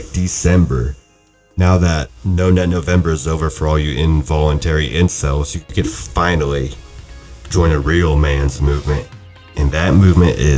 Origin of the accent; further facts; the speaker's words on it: Oregon, United States; we're from Oregon, hardcore Duck fans